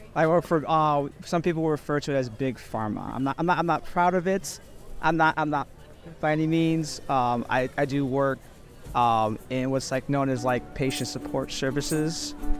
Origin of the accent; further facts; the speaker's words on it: Chicago, Illinois, United States; born and raised in Chicago, currently res- reside in Chicago